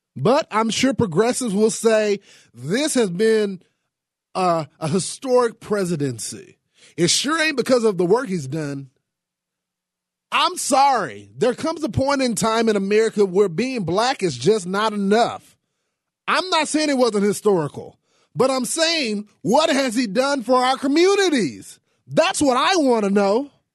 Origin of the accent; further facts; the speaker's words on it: Texas, United States; here in the state of Texas. Um, this is my home state